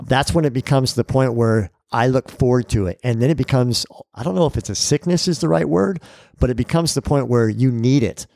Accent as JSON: {"language": "English", "region": "California", "country": "United States", "tie": "born or raised there", "said": "I grew up in California"}